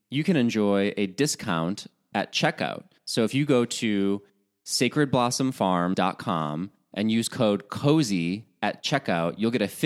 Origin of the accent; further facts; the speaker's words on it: Chicago, Illinois, United States; I mean, I'm from Chicago, which has a huge Irish American population and takes it very seriously.